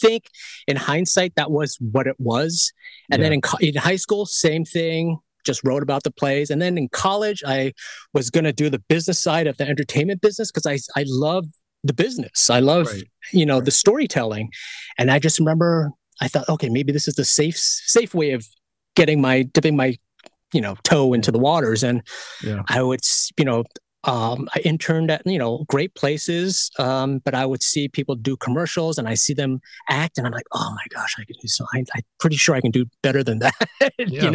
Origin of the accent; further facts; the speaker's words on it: New York City, New York, United States; I was born in born and raised in Queens, New York. So I'm from the East Coast